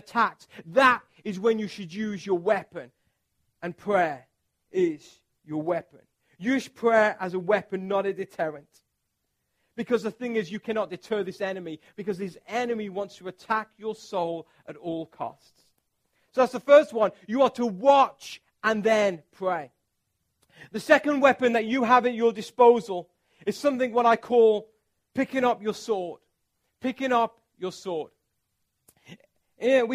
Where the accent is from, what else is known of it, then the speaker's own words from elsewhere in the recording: England, United Kingdom; I'm from England